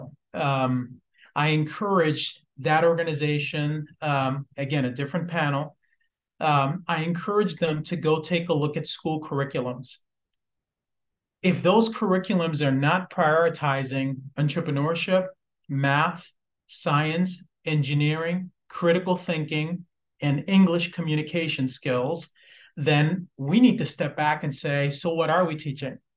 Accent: Lynn, Massachusetts, United States; also born or lived in Puerto Rico; I grew up in Lynn, Massachusetts, Puerto Rico, and then Lynn, Massachusetts.

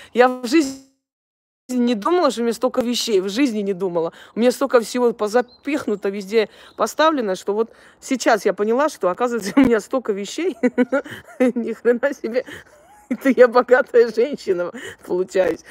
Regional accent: Armenia

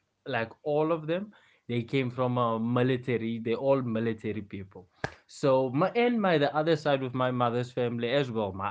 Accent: Western Cape, South Africa; I grew up in Western Cape.

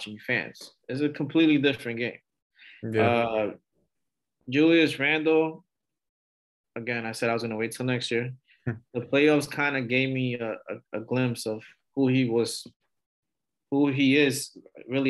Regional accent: New York, United States; moved away; I'm originally from New York

